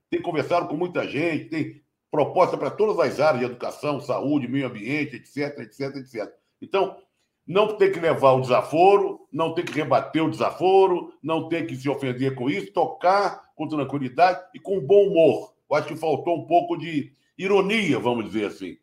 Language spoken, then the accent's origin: Portuguese; Rio de Janeiro, Brazil; eu como carioca